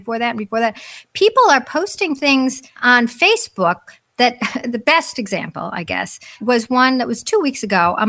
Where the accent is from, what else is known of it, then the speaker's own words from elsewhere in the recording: United States; first language English; I'm an American. I only speak English